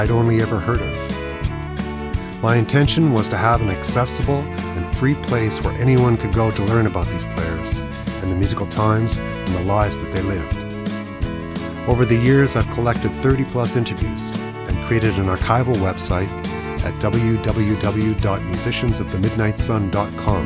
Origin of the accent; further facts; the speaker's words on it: Rosthern, Saskatchewan, Canada; my hometown of Rostern